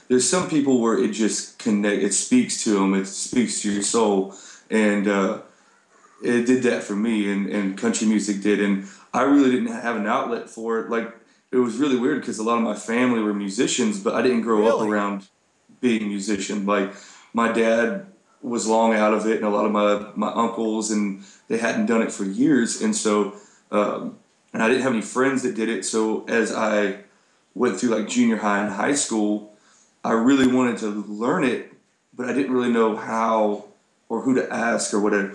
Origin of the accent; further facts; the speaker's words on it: Colorado, United States; moved away as an adult; also born or lived in Texas; I grew up in Colorado